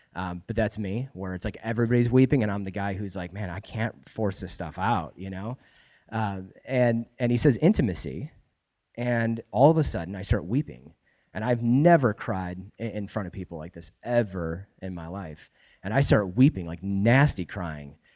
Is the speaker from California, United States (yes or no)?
no; Florida, United States; moved away as an adult; now in Spokane, United States; we're actually originally from Florida. Um, we moved here, what, three years ago now?